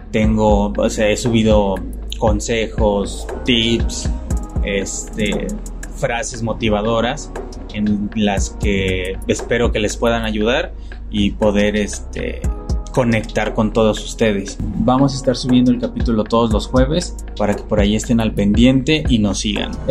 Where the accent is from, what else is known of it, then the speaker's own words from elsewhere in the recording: San Luis Potosí, Mexico; Soy casado, tengo 27 años, soy de San Luis Potosí.